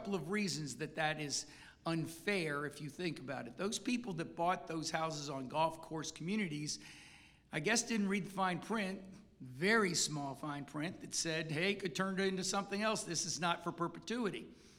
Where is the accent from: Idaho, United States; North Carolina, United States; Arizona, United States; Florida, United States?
Florida, United States; Seminole County; I grew up in Seminole County. My first house was on Bear Lake Road. My second house my family started making a few dollars and we moved to Rolling Hills.